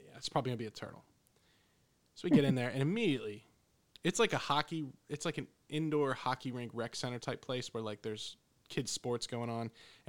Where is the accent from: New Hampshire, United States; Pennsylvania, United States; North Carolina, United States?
Pennsylvania, United States; You know, growing up in the Poconos, there's critters all over the place.